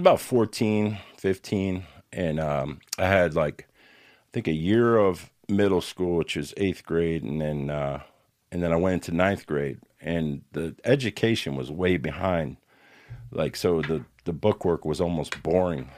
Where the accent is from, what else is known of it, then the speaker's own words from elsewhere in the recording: Newark, New Jersey, United States; moved away; also born or lived in Camden, New Jersey / Bloomfield, New Jersey / Florida; I grew up mostly in Newark and in Bloomfield, East Orange, West Orange